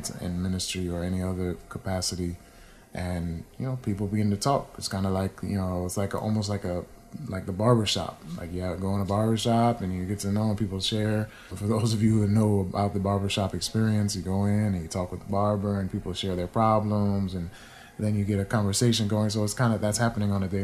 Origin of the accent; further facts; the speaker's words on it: New England, United States; I grew up in New England, so I have some love for my people there.